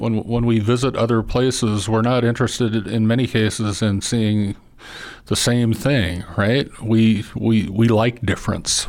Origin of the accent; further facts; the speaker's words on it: Missoula, Montana, United States; I grew up in Missoula